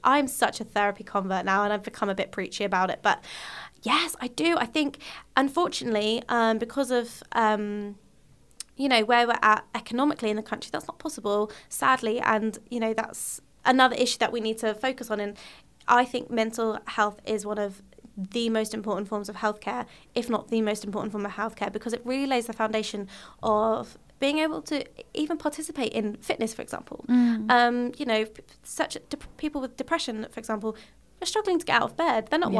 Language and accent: English; United Kingdom; being British, we like to suppress and don't like to acknowledge our emotions